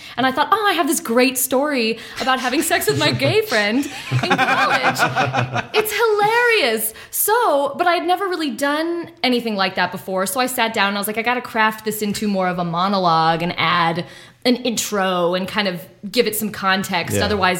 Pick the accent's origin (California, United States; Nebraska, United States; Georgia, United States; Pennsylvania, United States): California, United States; South Pasadena; I did. I grew up in South Pasadena.